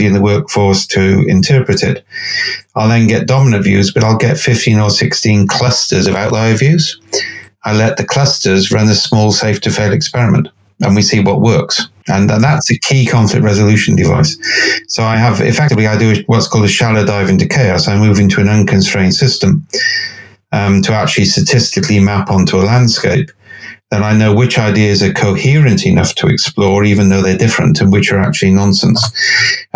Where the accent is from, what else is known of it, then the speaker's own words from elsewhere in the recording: Cardiff, Wales, United Kingdom; I'm from Cardiff